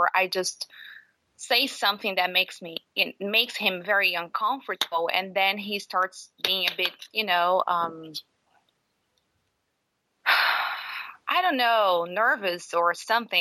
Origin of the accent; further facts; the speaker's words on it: Brazil; moved away; I'm from Brazil